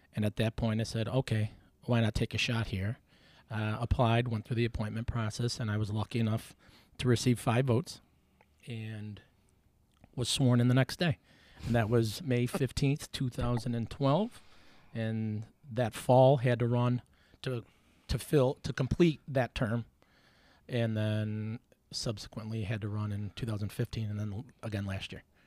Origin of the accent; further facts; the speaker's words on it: Buffalo, New York, United States; Nineteen eighty-one, born on Potter's Road